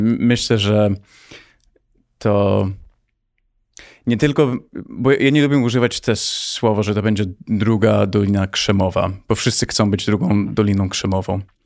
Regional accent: United States; moved away as an adult; also born or lived in Poland / Palo Alto, California; now in Warsaw, Poland; urodziłem się w Polsce. Miałem 9 miesięcy, jak wyjechałem do Stanów i wróciłem 3 lata temu

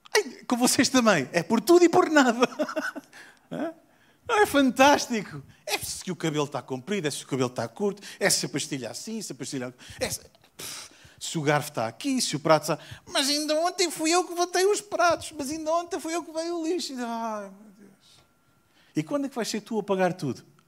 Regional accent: South Africa; moved away; also born or lived in Portugal; Eu nasci na África do Sul.

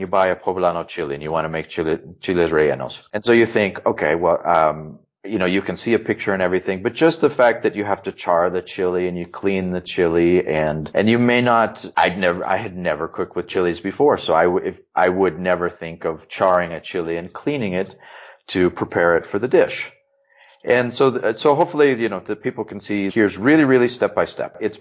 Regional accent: Southern California, United States; moved away as an adult; also born or lived in Durango, Mexico; now in Mexico; I grew up in Southern California

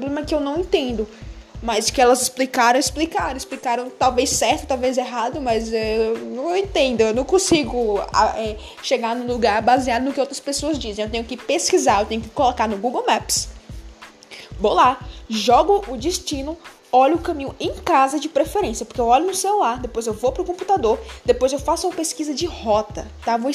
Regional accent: Bahia, Brazil; now in São Paulo, Brazil; Na verdade, eu sou do interior da Bahia e eu vim para São Paulo. Tem quatro anos que eu tô em São Paulo.

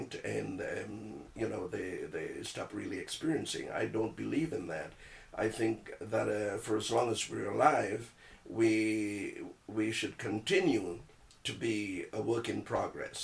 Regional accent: Trinidad & Tobago; moved away as an adult; now in Toronto, Canada; I was born in Trinidad and Tobago, TNT, sweet TNT, so I'm a Trinidad bone

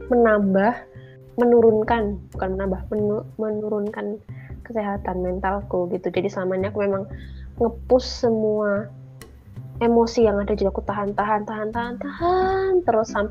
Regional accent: Java, Indonesia; moved away; namanya juga dari kecil besarnya di Jawa terus ke sini nggak punya

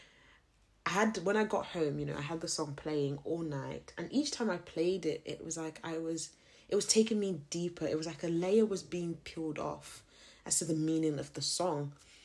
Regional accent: Zimbabwe; I'm not South African. I'm a Zim girl

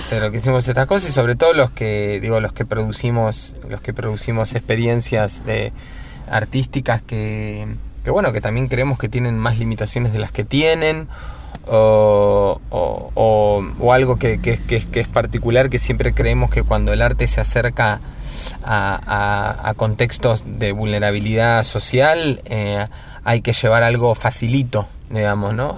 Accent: Neuquén, Argentina; also born or lived in Cipolletti, Río Negro; now in Buenos Aires, Argentina; Vengo de Neuquén, nací en Chipoleti, pero viví en Neuquén toda mi adolescencia

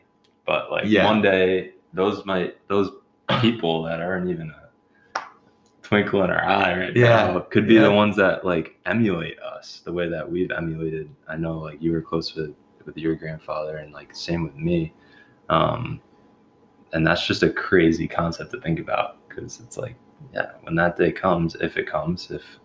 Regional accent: New Jersey, United States; moved away as an adult; I'm from New Jersey.

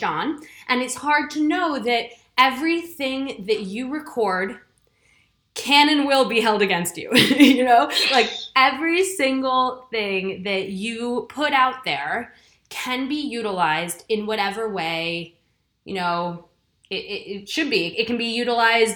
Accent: New York City, New York, United States; born or raised there; moved away as an adult; now in United Kingdom

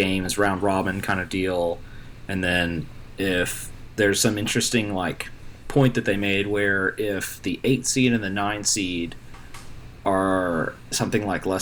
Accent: Nashville, Tennessee, United States; just down the road from my hometown, Nashville

